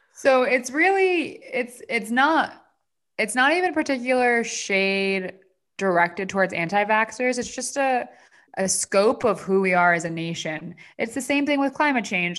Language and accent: English; New Jersey, United States; now in Los Angeles, United States; New Jersey, my home state